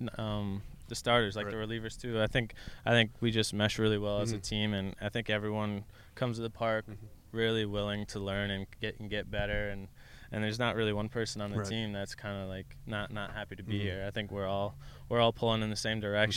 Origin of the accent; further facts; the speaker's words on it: Connecticut, United States; Growing up in Connecticut